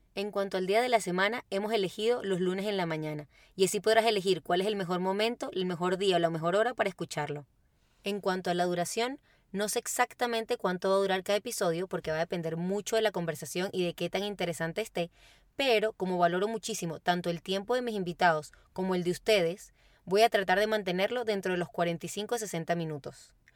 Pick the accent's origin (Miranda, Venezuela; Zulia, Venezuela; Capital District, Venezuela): Capital District, Venezuela; Caracas; moved away as an adult; now in Santiago, Chile; soy de Caracas, Venezuela